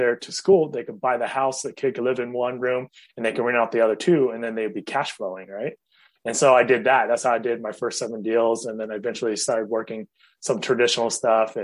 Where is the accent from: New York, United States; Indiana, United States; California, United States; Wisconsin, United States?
California, United States; Fremont; also born or lived in Chico; the town where I grew up in Fremont